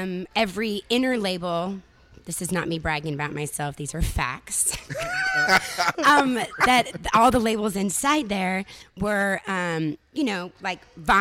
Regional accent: California, United States; I'm from California.

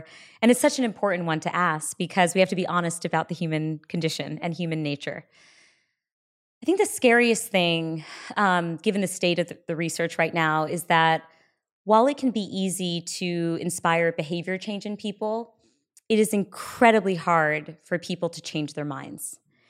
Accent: India; And then, you know, now I'm fiercely proud to be Indian.

